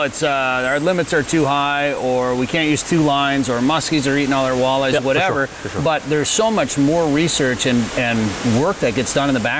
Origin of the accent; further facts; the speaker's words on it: Minnesota, United States; we're from Minnesota and walleye is king there. And we live in farm country